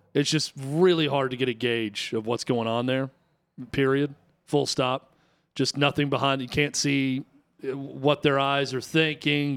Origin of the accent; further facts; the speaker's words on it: the South, United States; We're all from the South